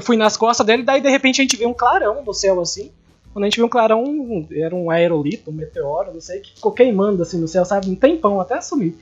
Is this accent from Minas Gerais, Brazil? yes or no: no; Sonora, Mato Grosso do Sul, Brazil; na minha infância, que foi em Sonora, que a gente ia todo final de semana para uma fazenda no Pantanal